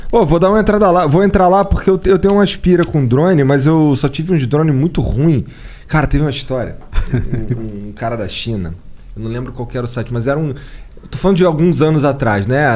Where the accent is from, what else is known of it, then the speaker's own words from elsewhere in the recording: Rio de Janeiro, Brazil; eu sou carioca